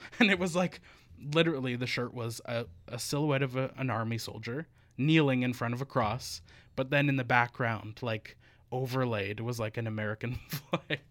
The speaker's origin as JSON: {"language": "English", "region": "Northern Alberta", "country": "Canada", "tie": "born or raised there", "also_born_or_lived": "Victoria", "moved": "yes", "said": "in Northern Alberta"}